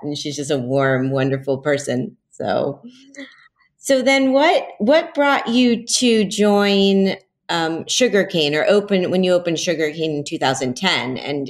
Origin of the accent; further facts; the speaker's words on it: Miami, Florida, United States; I grew up in Miami